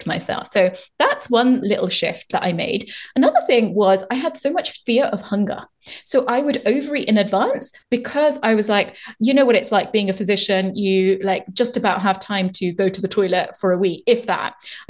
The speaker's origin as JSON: {"language": "English", "country": "India", "said": "Being an Indian woman"}